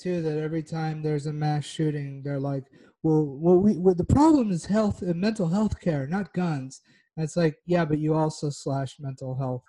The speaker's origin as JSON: {"language": "English", "region": "the South", "country": "United States", "tie": "born or raised there", "said": "growing up in the South, you know, they always talked about the Civil War was about states' rights."}